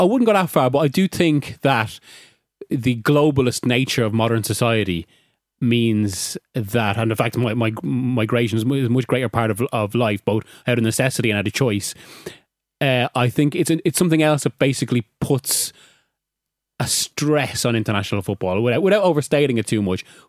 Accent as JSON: {"language": "English", "country": "Ireland", "also_born_or_lived": "Spain", "said": "I'm Irish-Spanish, and I've always fe-, felt as Irish as I do Spanish."}